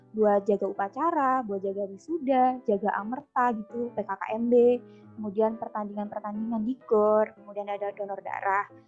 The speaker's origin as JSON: {"language": "Indonesian", "town": "Purbalingga", "region": "Central Java", "country": "Indonesia", "also_born_or_lived": "Surabaya", "said": "Aku dari Purbalingga, Jawa Tengah."}